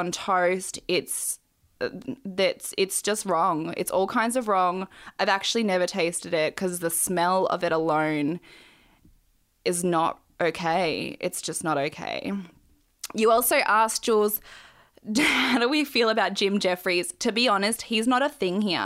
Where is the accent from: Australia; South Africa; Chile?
Australia; I've grown up here, obviously. But we moved here, me and my brother, when we were babies.